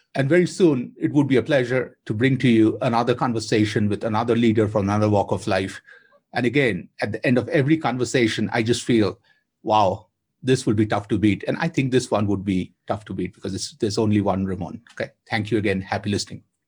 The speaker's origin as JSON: {"language": "English", "town": "Kolkata", "region": "West Bengal", "country": "India", "tie": "born or raised there", "said": "I grew up in Kolkata with her"}